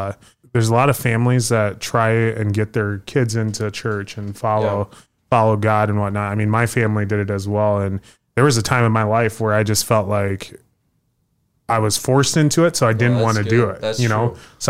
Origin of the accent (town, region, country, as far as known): Sioux Falls, South Dakota, United States; born or raised there